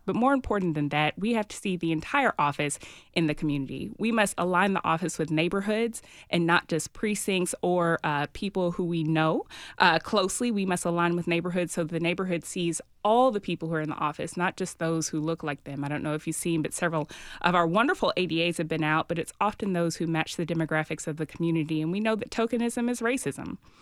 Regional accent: Nashville, Tennessee, United States; I am from Nashville. My family's been here for six or so generations

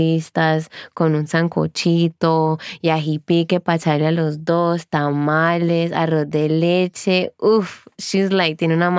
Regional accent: Toronto, Ontario, Canada; My household growing up was very, very Colombian focused, man, because my parents were obviously fresh to Canada, and I was born, and I was born in Toronto. But in the house, we maintained like a real connection to our roots. I wasn't allowed to speak English at home.

